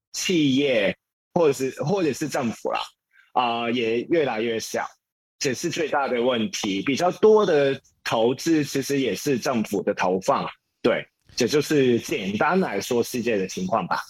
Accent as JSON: {"language": "Chinese", "country": "Hong Kong", "second_language": "Chinese", "moved": "as an adult", "lives_now": "Taipei, Taiwan", "said": "从前我是一个香港人，啊，香港人啊，也在香港，接别人的律师的平工作"}